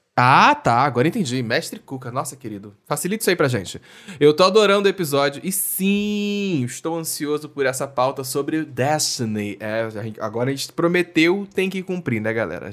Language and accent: Portuguese; Rio de Janeiro, Brazil; lá do RJ, minha terrinha